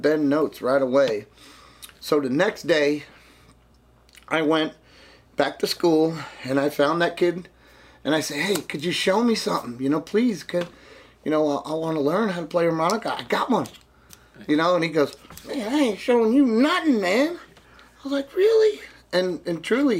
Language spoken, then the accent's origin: English; Jersey City, New Jersey, United States; also born or lived in Chicago; now in Clarksdale, United States; I was born in Jersey City, New Jersey. I moved to Chicago, and then I moved to Clarksdale